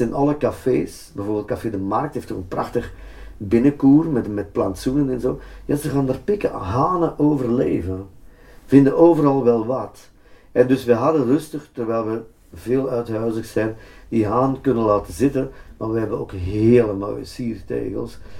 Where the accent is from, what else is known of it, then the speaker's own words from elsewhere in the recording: Antwerp, Flanders, Belgium; Antwerpen met name, dan toch mijn thuisstad